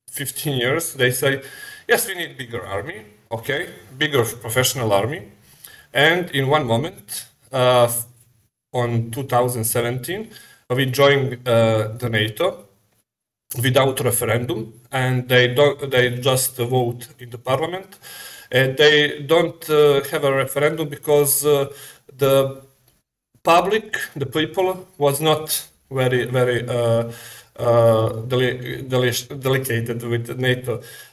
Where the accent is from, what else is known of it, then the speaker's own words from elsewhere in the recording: Montenegro; Okay, first I must say I am from Montenegro. That is a small country on the Balkan. That is a former Yugoslavian republic.